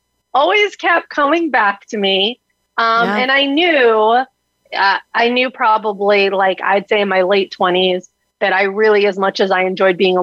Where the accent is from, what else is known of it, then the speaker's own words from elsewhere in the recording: South Florida, United States; I am a Florida girl that you hit on, born and raised in South Florida